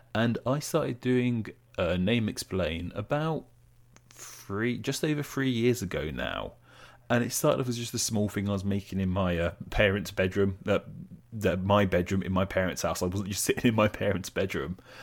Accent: England, United Kingdom; as English people, we're obsessed with the weather

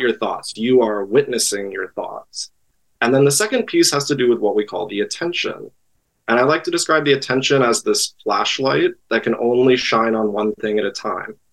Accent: East Coast, United States; moved away as an adult; also born or lived in Great Lakes region; now in Los Angeles, United States; I grew up on the East Coast

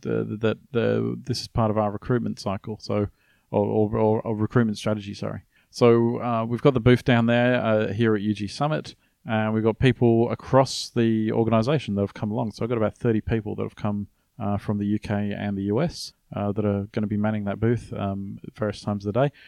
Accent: Australia; I was from Australia.

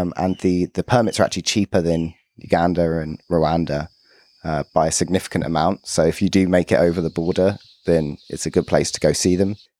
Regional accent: London, United Kingdom; growing up in London

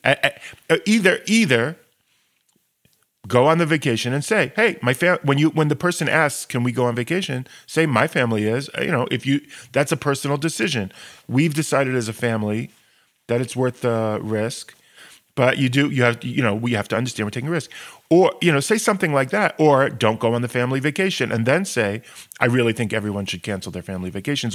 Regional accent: United States; moved away; I'm obviously from the States

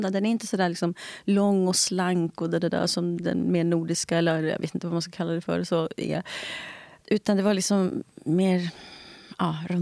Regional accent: Italy; Swedish is a second language; also born or lived in Spain; Jag är tvåspråkig, jag pratar engelska sedan jag var barn. Men jag är inte tvåkulturig. om jag säger så. Ingenting av mina barndomsupplevelser är liksom kopplade till det svarta engelskspråkiga i USA.

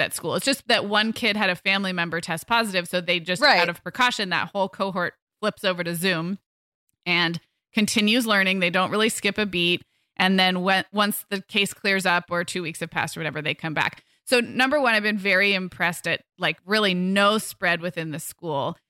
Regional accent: Santa Barbara, California, United States; moved away; we moved our family um up to back to my hometown in july

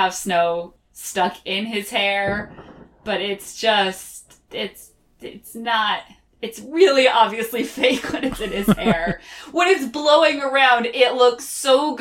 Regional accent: New England, United States; I grew up in New England

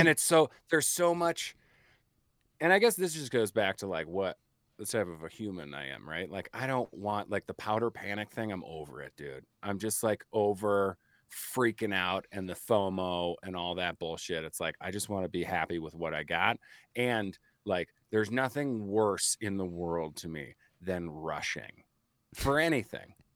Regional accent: Chicago, Illinois, United States; I'm Irish from Chicago

